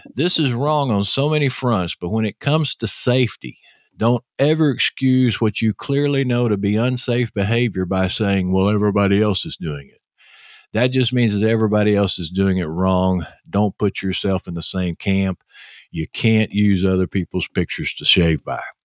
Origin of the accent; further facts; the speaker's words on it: Texas, United States; accent: Texas; your host, with that Texas accent.